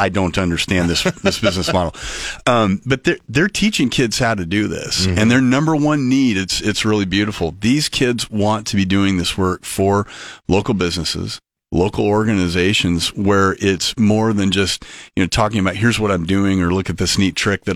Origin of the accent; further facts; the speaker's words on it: Sidney, Nebraska, United States; Growing up in Sydney, Nebraska